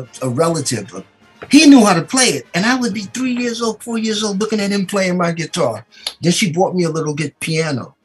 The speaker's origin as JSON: {"language": "English", "town": "New York City", "region": "New York", "country": "United States", "tie": "born or raised there", "said": "I was born in New York City. I lived on a 118th Street between Lenox and Fifth at that time"}